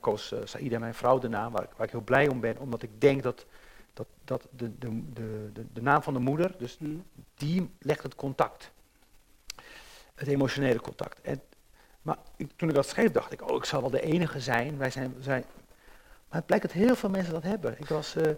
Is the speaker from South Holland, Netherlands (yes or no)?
yes; Rotterdam, South Holland, Netherlands; Als jonge jongen ging ik wel eens in lijn 3 zitten om helemaal naar de remise te rijden. Ik, ik ben op in Rotterdam